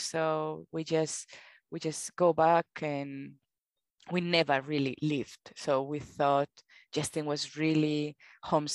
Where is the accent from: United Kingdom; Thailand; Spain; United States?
Spain; accent: Spanish; English is a second language; moved away as an adult; now in Australia; I have my Spanish accent